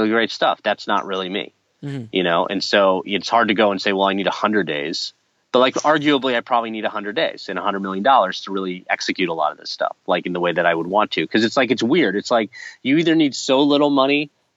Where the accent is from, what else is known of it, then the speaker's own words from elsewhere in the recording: Seattle, Washington, United States; we're both from Seattle